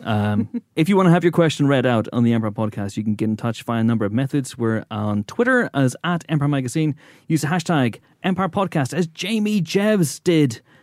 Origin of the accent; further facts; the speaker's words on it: Northern Ireland, United Kingdom; moved away; we're Northern Irish